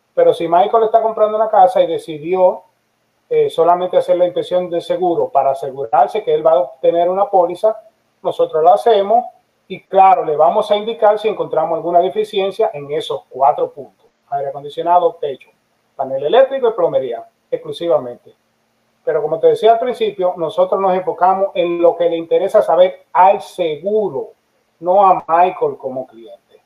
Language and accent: Spanish; Dominican Republic; now in Florida, United States; yo soy dominicano